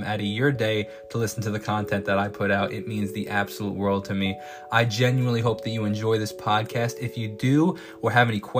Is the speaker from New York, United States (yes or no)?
yes; Northport, New York, United States; I'm a musician from Northport, New York